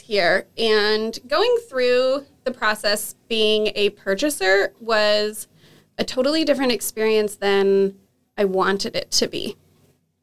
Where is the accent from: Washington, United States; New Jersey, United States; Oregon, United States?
Washington, United States; Kelso; moved away as an adult; I grew up here in Kelso